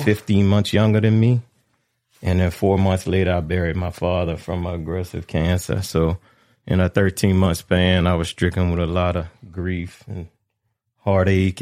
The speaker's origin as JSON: {"language": "English", "town": "Abbeville", "region": "Louisiana", "country": "United States", "tie": "born or raised there", "said": "I'm born and raised in Abbeville, but my, my family was from, uh, Pecan Island"}